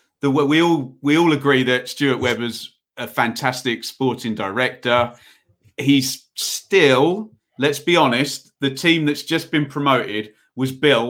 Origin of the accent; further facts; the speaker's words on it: England, United Kingdom; I'm an English person